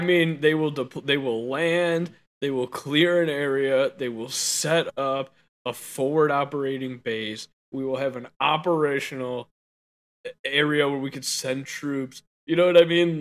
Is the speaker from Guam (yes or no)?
yes; Guam; I'm from Guam.